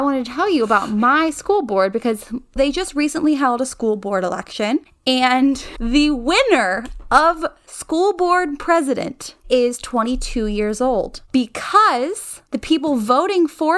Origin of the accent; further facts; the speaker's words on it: Latrobe, Pennsylvania, United States; moved away as an adult; I'm from Latrobe, Pennsylvania